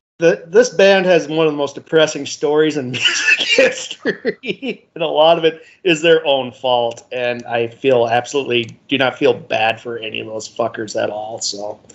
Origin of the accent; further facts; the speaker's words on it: Minnesota, United States; Yeah, I know I'm from Minnesota.